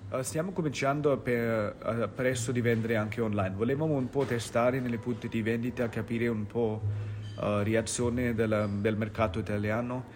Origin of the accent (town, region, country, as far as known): India; Italian is a second language